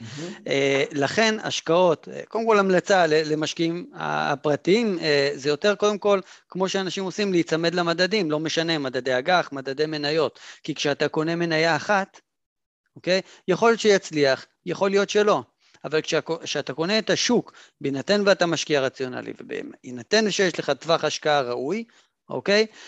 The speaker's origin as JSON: {"language": "Hebrew", "country": "Israel", "said": "אנחנו אגב, במיוחד כישראלים"}